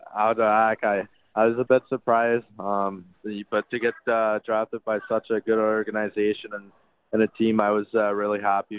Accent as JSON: {"language": "English", "town": "Saint-François-de-Madawaska", "region": "New Brunswick", "country": "Canada", "tie": "born or raised there", "said": "that's indeed my hometown"}